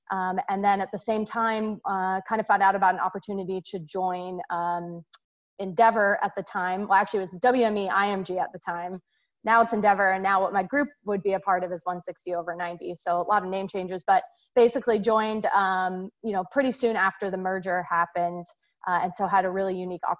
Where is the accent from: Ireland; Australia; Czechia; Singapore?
Singapore; I'm actually born and raised in Singapore. Um, so I grew up um, overseas, and my parents are uh, originally from the Chicagoland area.